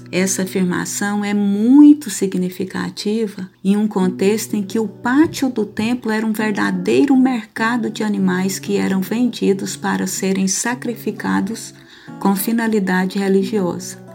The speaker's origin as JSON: {"language": "Portuguese", "region": "Goiás", "country": "Brazil", "said": "eu sou goiana"}